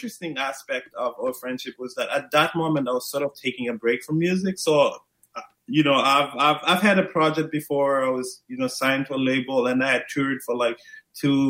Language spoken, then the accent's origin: English; Maputo, Mozambique; I'm originally from Maputo, Mozambique, Southeast Africa.